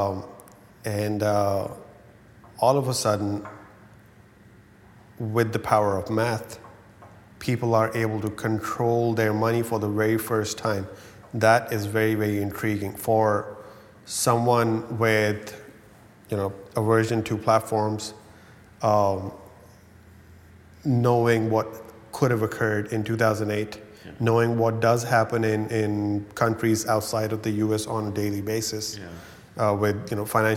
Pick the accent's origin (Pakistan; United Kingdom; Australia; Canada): Pakistan; I come from Pakistan.